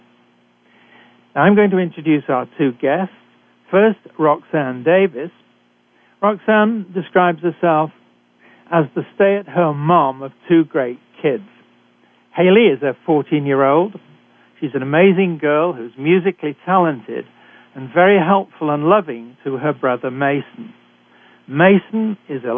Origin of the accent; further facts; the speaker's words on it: United Kingdom; accent: British; moved away; I'm a physician trained in Britain, as you can tell from my accent